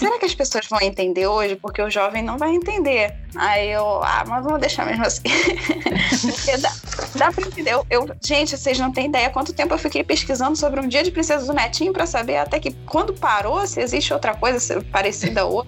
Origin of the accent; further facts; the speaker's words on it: Rio de Janeiro, Brazil; eu sou carioca